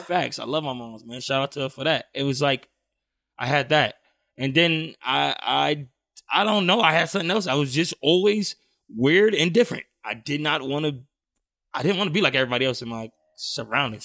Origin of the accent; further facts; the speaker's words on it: New York City, New York, United States; now in San Diego, United States; growing up in Brownsville was, it was fun